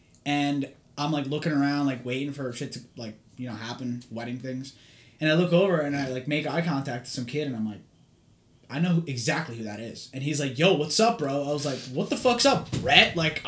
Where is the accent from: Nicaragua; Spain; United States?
United States; Hawthorne, New Jersey; I came to Hawthorne when I was like 10. I was in like 5th grade